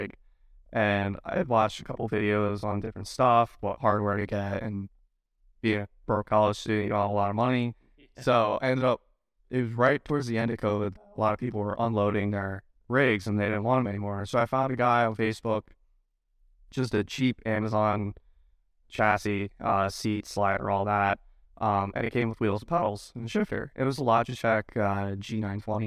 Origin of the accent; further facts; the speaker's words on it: Northeastern Pennsylvania, United States; I'm from Northeastern Pennsylvania